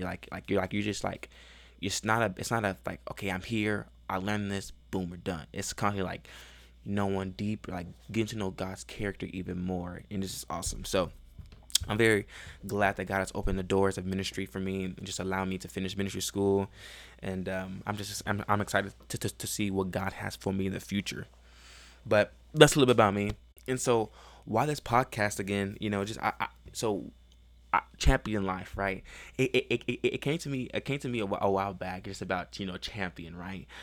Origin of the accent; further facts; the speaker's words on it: Chicago, Illinois, United States; also born or lived in Houston, Texas / Baytown, Texas; now in Texas, United States; I grew up in Chicago. Um, I was born in Chicago, and I lived there for a little while, and then, um, we moved to Texas